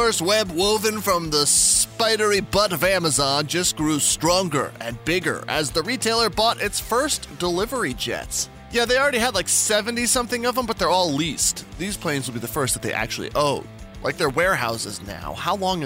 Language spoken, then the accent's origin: English; Albuquerque, New Mexico, United States; moved away; I'm from New Mexico originally